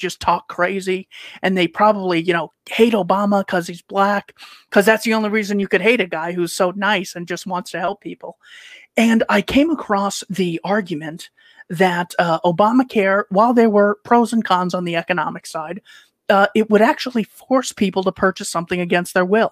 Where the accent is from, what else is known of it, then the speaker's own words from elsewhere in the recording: Chandler, Arizona, United States; also born or lived in Mesa, Arizona; I was in Chandler, Arizona, born in Mesa